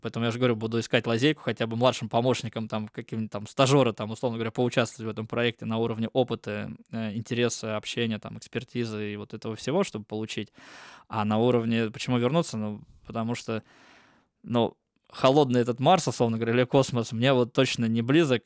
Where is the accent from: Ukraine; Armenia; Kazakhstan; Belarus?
Kazakhstan; Almaty; now in Russia; я в Казахстане родился, я там из Алматы